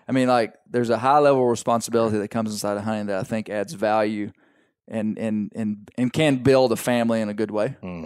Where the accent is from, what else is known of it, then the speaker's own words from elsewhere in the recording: Arkansas, United States; my kids, we are from Arkansas